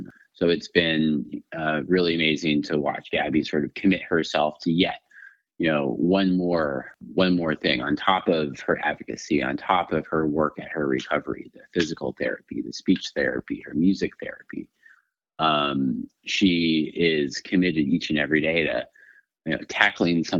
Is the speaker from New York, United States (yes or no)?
no; El Paso, Texas, United States; moved away as an adult; also born or lived in Washington, D.C.; I'm originally from El Paso, Texas